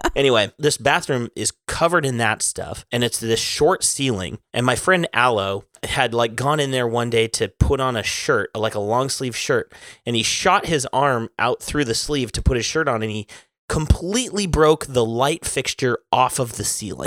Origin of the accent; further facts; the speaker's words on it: Kalispell, Montana, United States; I am from Callis Bell, Montana